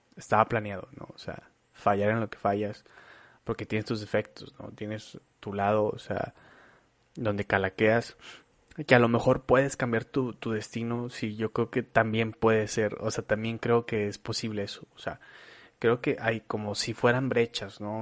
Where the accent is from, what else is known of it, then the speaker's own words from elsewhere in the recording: Monterrey, Nuevo León, Mexico; also born or lived in Torreón, Coahuila, Mexico; nosotros somos nacidos en Torreón. Yo llegué aquí muy chavo, llegué aquí a los ocho años. He hecho prácticamente toda mi vida aquí, me encanta Monterrey